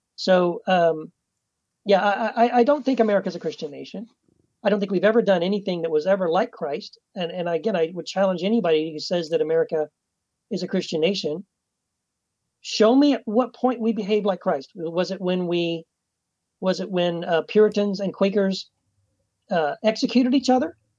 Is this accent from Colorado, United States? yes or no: no; Texas, United States; I was born and raised in Texas